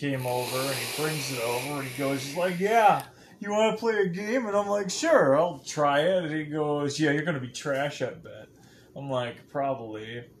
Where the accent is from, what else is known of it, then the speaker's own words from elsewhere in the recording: United Kingdom; Japanese, but I'm actually British.